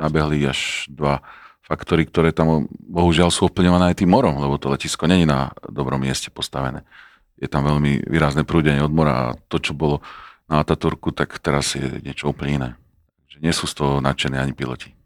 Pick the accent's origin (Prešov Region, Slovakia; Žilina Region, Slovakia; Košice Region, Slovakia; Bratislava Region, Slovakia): Žilina Region, Slovakia; Žilina; ale v Žiline, keďže som bol Žilinčan